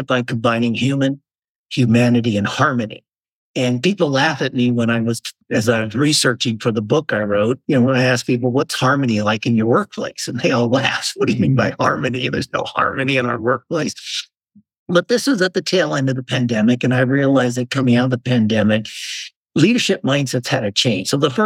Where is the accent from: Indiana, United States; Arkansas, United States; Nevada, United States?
Nevada, United States; Las Vegas; moved away as an adult; also born or lived in Dallas, Texas / Singapore; now in Southern California, United States; I grew up in Las Vegas, another desert climate